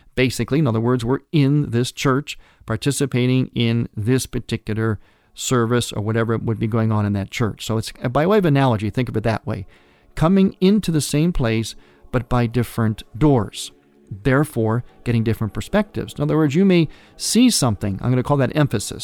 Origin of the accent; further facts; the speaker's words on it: Cleveland, Ohio, United States; my hometown of Cleveland, Ohio